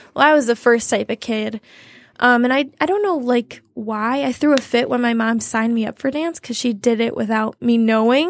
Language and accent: English; Toledo, Ohio, United States; moved away as an adult; now in Chelsea, United States; I grew up in Toledo, Ohio, which is about an hour from Chelsea.